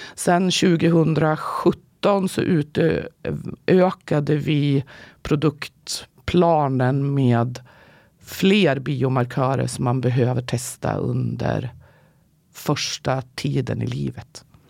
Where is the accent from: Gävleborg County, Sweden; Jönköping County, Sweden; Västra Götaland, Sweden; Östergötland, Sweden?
Gävleborg County, Sweden; Gävle; jag kommer faktiskt från Gävle och inte från Karlstad